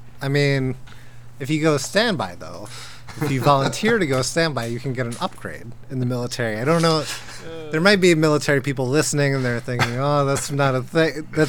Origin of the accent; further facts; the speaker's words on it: Tennessee, United States; moved away as an adult; now in Boston, United States; I'm a Tennessee native, born and raised, except not born there, but raised there.